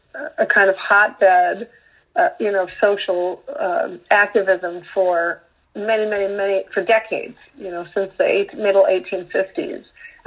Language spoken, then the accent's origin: English; Auburn, New York, United States; also born or lived in Los Angeles; I was born and raised in Auburn. I left to go to college. I lived in lots of other pretty fabulous, kind of glamorous big city places.